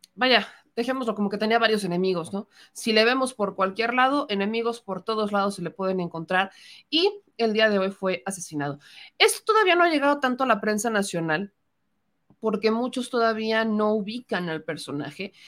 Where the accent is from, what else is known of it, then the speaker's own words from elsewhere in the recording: Puebla, Mexico; como poblana